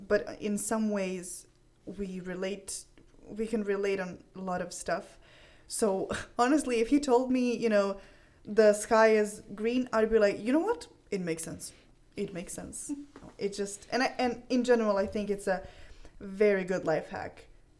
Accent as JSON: {"language": "English", "country": "Croatia", "first_language": "Croatian", "second_language": "English", "said": "my Croatian was getting really bad because I'm using English all the time and writing in English."}